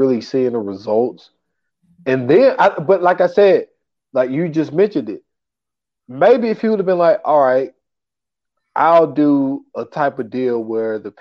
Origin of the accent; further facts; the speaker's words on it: Greer, South Carolina, United States; I'm from Greer